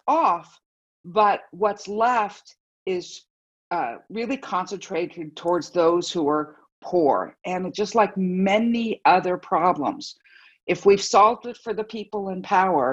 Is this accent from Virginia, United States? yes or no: no; Los Angeles, California, United States; I grew up here in Los Angeles in the middle of some of the worst pollution